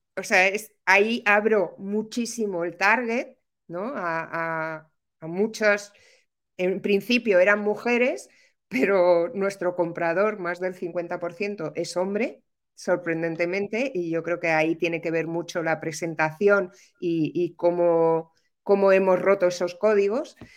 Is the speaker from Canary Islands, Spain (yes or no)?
no; Madrid, Community of Madrid, Spain; moved away as an adult; now in Málaga, Spain; Vivo en Málaga. Soy madrileña, ¿eh? pero vivo en Málaga desde hace muchos años, pues desde el 2008 así